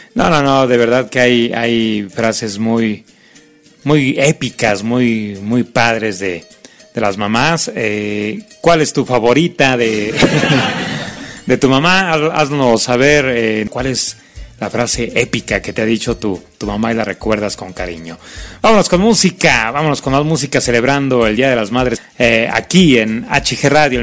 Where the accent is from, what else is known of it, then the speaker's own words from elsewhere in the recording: Mexico; así somos los mexicanos